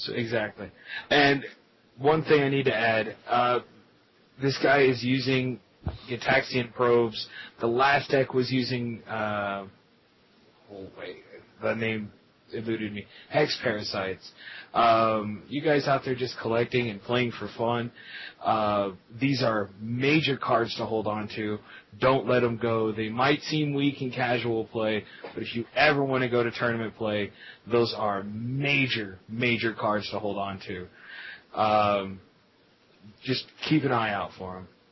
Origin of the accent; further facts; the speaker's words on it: Lubbock, Texas, United States; I am from Lubbock, Texas